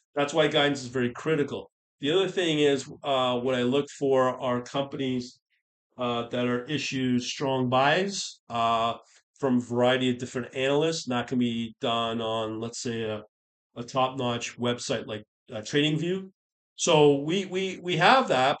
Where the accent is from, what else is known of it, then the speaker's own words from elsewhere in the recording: United Kingdom; i am born British